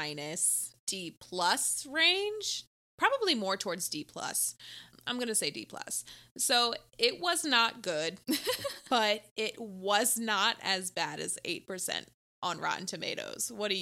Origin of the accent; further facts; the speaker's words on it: Australia; I grew up in Australia not even knowing that half of these creatures lived here.